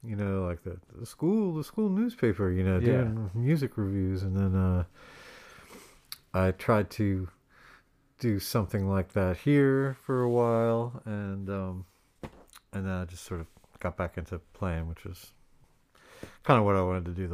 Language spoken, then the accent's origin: English; Philadelphia, Pennsylvania, United States; also born or lived in Boston; I grew up in Center City, Philadelphia.